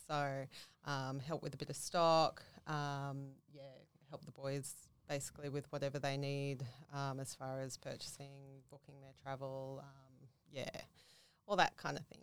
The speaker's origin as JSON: {"language": "English", "area": "Central Coast", "region": "New South Wales", "country": "Australia", "tie": "born or raised there", "moved": "as an adult", "lives_now": "Gold Coast, Australia", "said": "I grew up on the Central Coast"}